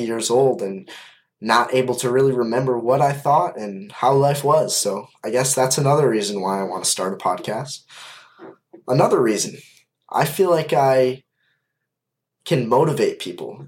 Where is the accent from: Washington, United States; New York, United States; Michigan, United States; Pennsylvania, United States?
Michigan, United States; Kalamazoo; I am from Kalamazoo, Michigan, and I am 20 years old